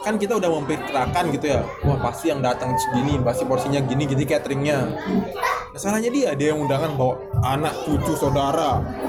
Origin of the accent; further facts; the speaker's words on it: Lombok, West Nusa Tenggara, Indonesia; di daerahku, di Lombok